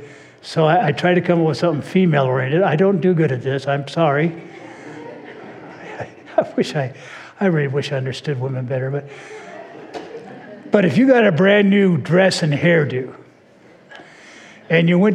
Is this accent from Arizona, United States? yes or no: no; Orange County, California, United States; I grew up in Orange County